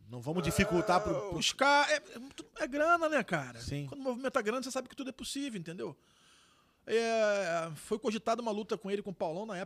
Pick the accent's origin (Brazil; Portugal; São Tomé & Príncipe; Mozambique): Brazil; Niterói, Rio de Janeiro; accent: carioca; now in Rio Grande do Sul, Brazil; minha terrinha, lá de Niterói, do Rio